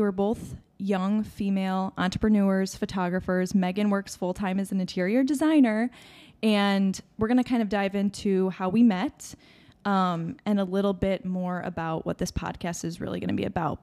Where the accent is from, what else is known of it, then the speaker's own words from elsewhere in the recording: Chicago suburbs, Illinois, United States; we're from the Chicago suburbs.